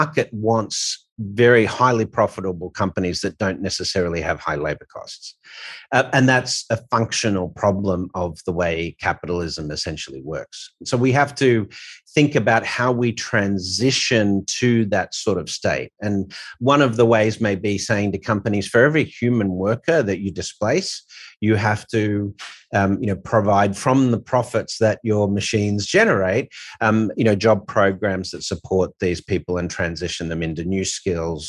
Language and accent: English; Australia; As Aussie